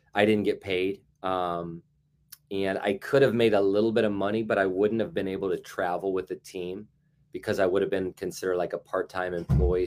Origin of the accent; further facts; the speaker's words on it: Carmel, Indiana, United States; I am from Carmel, Indiana, which is a suburb north of Indianapolis, and I was raised